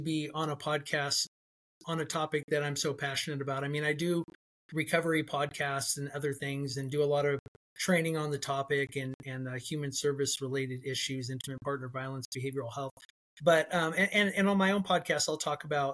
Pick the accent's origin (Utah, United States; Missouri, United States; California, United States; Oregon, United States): California, United States; Fresno; also born or lived in Edwards Air Force Base, California; I was born on Edwards Air Force Base. And my mom stayed with him for a little while. And then when she left him, she brought me home to Central California here in Fresno. And I was raised apart from him